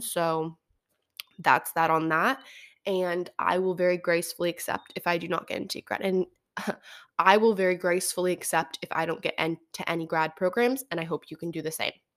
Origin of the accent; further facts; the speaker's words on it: Santa Barbara, California, United States; also born or lived in Oregon; I grew up in Santa Barbara